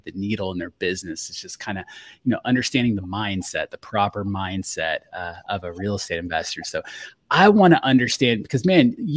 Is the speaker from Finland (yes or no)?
no; Fort Walton Beach, Florida, United States; I'm from Fort Walton